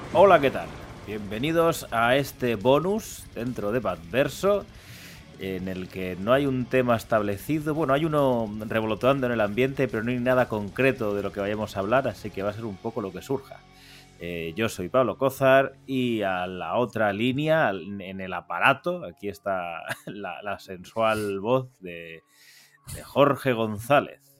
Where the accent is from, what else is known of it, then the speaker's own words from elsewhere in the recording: Valencian Community, Spain; moved away; mi tierra, en, la terreta